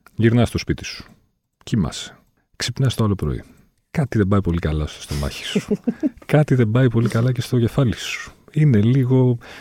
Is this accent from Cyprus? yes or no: no; Volos, Thessaly, Greece; είμαι και από το Βόλιο